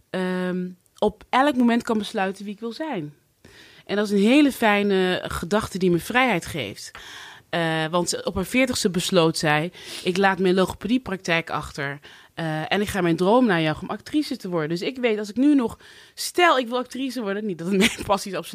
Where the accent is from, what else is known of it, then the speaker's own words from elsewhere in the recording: Cuijk, North Brabant, Netherlands; moved away; Ik ben opgegroeid in Brabant, een oh, klein dorpje in Kuik, ja. waar het eerste zwarte gezin.